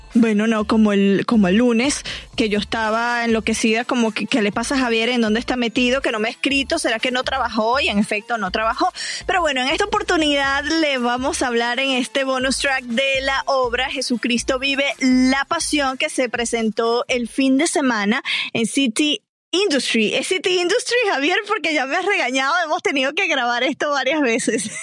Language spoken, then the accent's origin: Spanish; Venezuela; accent: Venezuelan; now in Los Angeles, United States; la neutralización de mi acento, porque todavía se me salen varias cosas venezolanas